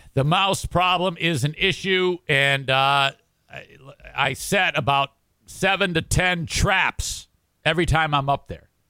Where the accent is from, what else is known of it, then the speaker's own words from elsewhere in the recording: Detroit, Michigan, United States; moved away; also born or lived in Oak Park, Michigan; right near Detroit, right near where I grew up